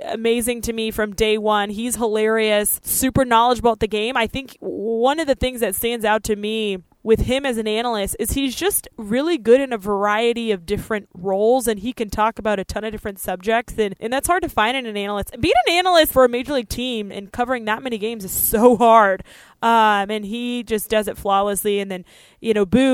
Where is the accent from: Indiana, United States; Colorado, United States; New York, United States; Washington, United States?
Colorado, United States; Denver; it's my hometown, you know, Denver